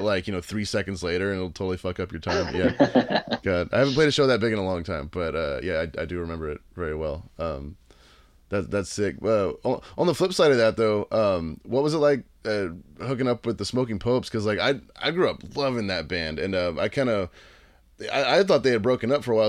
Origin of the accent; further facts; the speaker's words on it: Texas, United States; in Texas where I live it's like you know uh, my hometown is like five hours away